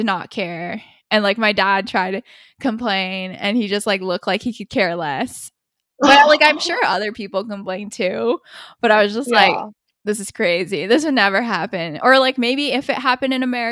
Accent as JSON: {"language": "English", "country": "United States", "said": "we're American or Asian"}